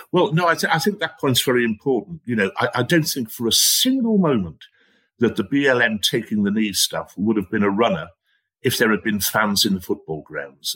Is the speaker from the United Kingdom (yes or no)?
yes; Guisborough, North East England, United Kingdom; my hometown of Gisborough